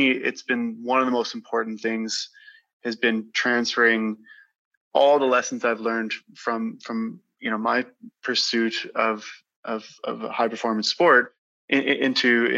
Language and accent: English; Grasswood, Saskatchewan, Canada; I grew up in a small community just south of Saskatoon called Grasswood